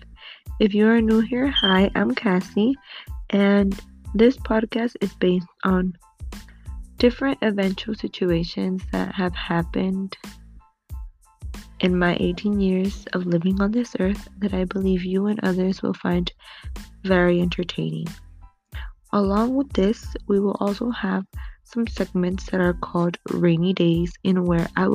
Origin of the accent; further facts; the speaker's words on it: United States; my parents were born in Guanajuato, Mexico, when my mother was about, I believe, 6 months pregnant. She came to the United States so I could be born over here